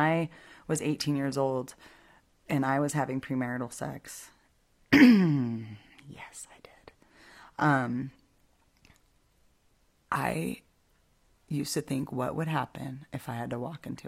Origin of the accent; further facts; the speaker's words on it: Albuquerque, New Mexico, United States; my home state. The church I used to go to, Calvary in Albuquerque